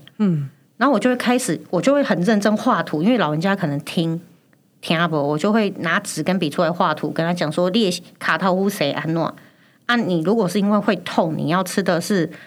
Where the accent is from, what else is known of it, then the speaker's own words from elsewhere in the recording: Chiayi, Taiwan; 因为我是嘉义人。然后因为我爸妈很小，就是他们很早就去北部打拼，所以我们很常就被丢回去阿妈家。